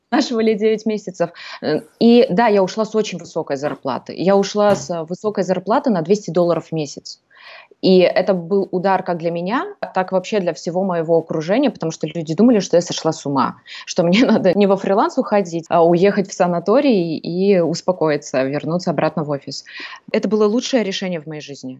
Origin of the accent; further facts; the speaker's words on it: Almaty, Kazakhstan; moved away as an adult; now in Greece; я сама из Казахстана, из города Алматы